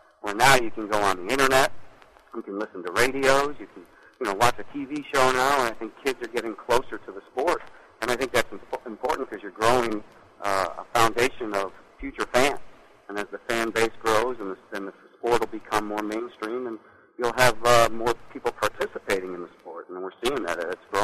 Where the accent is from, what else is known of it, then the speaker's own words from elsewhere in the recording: Florida, United States; I grew up in Florida.